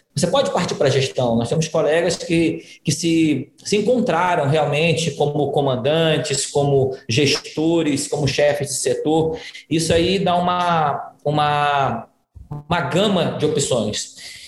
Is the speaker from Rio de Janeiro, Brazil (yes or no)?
yes; Rio de Janeiro, Brazil; moved away as an adult; now in Ceará, Brazil; Eu sou, eu sou carioca também, embora esteja aqui. Já me considero cearoca, que eu estou há 12 anos aqui no Ceará